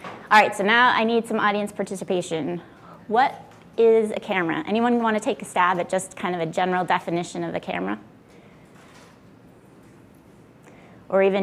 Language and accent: English; Billerica, Massachusetts, United States; also born or lived in Worcester, Massachusetts; I was born in Worcester in the center of the state. I moved to Billerica, Mass when I was 2 with my family. I went to Billerica Memorial High School